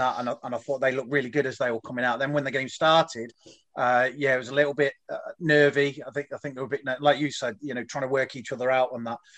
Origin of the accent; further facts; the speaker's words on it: Leicester, East Midlands, United Kingdom; moved away as an adult; also born or lived in Goose Bay, Canada; now in Canada; I was born in Leicester, uh, born at the Bond Street Hospital there uh, back in 1970